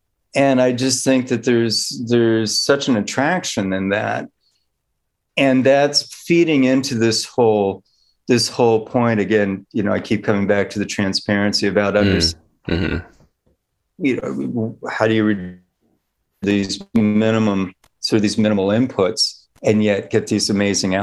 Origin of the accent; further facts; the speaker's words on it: Bay Area, California, United States; I grew up in the Bay Area